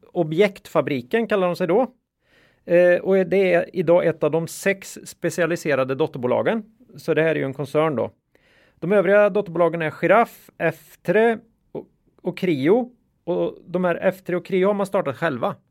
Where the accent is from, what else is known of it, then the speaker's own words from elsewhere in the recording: Östergötland, Sweden; accent: östgötska; östgötskan var ett problem här